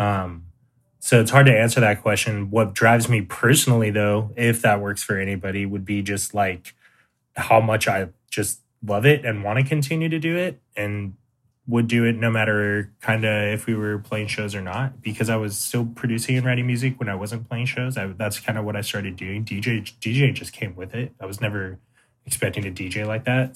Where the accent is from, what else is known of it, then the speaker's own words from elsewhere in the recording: San Diego, California, United States; I'm from San Diego, California. Uh, born and raised pretty much all over San Diego.